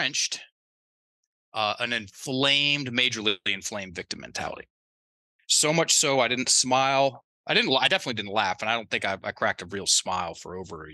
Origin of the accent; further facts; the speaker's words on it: Virginia, United States; accent: Southern; also born or lived in Thailand; I'm from Virginia. Both sets of my, both mom's side, dad's side, they're from Virginia too